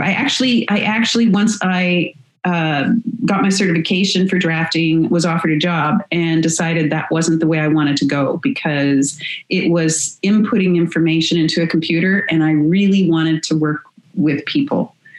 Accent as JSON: {"language": "English", "country": "United States", "moved": "as an adult", "lives_now": "Canada", "said": "I'm I'm American that lives in Canada and have been here for uh, 27, 28 years now"}